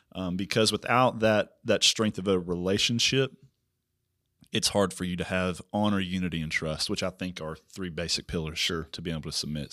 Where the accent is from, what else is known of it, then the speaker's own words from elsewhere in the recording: Prague, Oklahoma, United States; now in Missouri, United States; I'm actually from Oklahoma